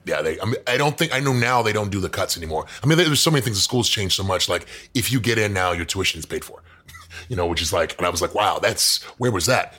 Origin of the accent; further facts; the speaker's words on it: Houston, Texas, United States; moved away as an adult; also born or lived in Dallas, Texas; now in Los Angeles, United States; I grew up in Houston